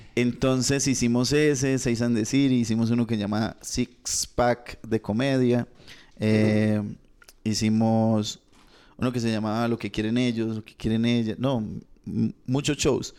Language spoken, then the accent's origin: Spanish; Bucaramanga, Santander, Colombia; nosotros somos de Bucaramanga